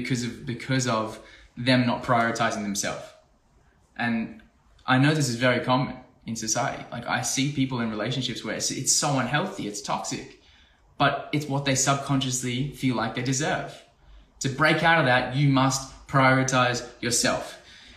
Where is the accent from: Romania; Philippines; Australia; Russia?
Australia; I'm from Australia.